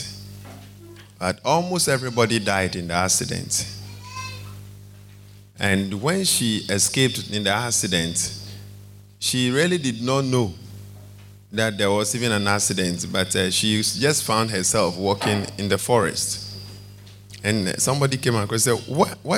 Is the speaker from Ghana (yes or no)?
yes; Ghana